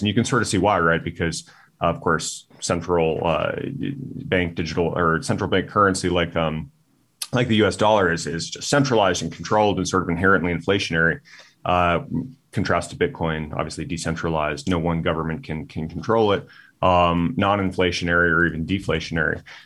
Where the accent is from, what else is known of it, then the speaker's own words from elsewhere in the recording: Tucson, Arizona, United States; Tucson, my hometown